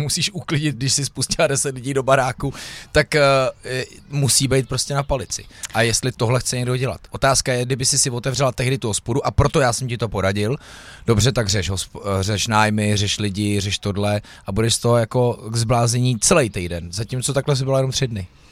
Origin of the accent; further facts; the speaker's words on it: Louny, Ústí nad Labem Region, Czechia; jsem rodák z Loun